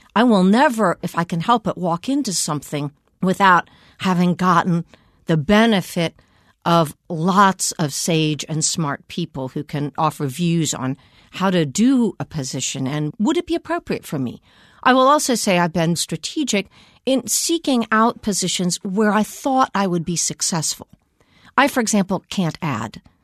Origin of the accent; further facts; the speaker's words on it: Washington, District of Columbia, United States; I grew up here in Washington